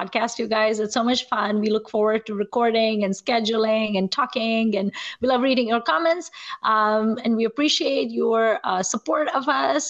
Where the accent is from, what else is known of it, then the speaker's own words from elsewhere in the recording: Nigeria; I grew up in Nigeria and we did not really have movie theaters